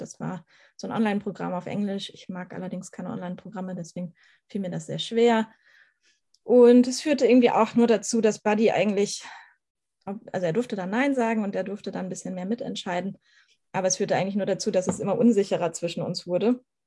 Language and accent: German; Schleswig-Holstein, Germany; Ich komme aus Schleswig-Holstein, so ziemlich aus der Mitte Schleswig-Holsteins